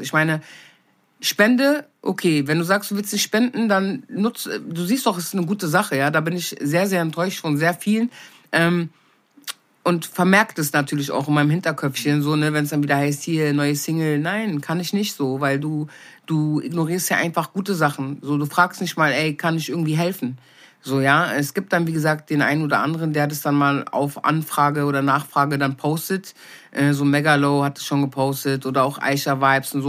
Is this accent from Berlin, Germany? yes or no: yes; Berlin, Germany; ich bin nicht in Berlin geboren, bin aber mit wenigen Monaten hergekommen